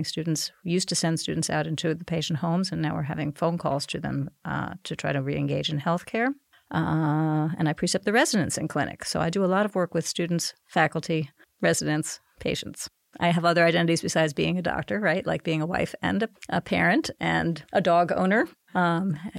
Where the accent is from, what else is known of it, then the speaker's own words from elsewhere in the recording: New York City, New York, United States; moved away as an adult; also born or lived in Connecticut / Rochester, New York; now in North Carolina, United States; I grew up in New York City